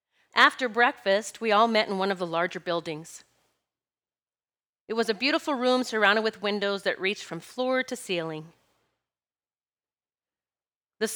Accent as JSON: {"language": "English", "region": "Pennsylvania", "country": "United States", "said": "I'm from Pennsylvania."}